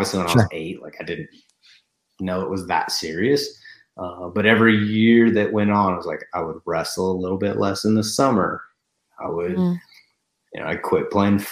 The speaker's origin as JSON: {"language": "English", "region": "North Idaho", "country": "United States", "tie": "born or raised there", "said": "I'm born and raised in North Idaho"}